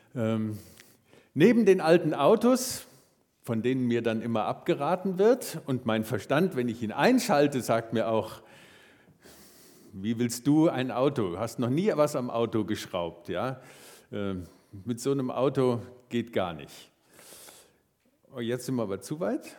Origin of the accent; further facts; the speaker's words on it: Marburg, Hesse, Germany; moved away; Ich liebe meine Heimatstadt Marburg